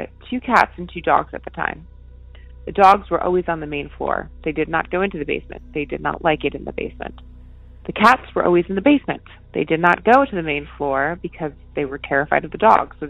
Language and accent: English; Connecticut, United States; I grew up in Connecticut, and I lived in three different houses in Connecticut